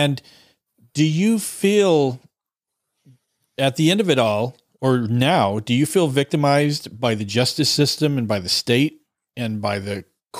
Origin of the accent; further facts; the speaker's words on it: California, United States; I came from California, and this is like blowing me away.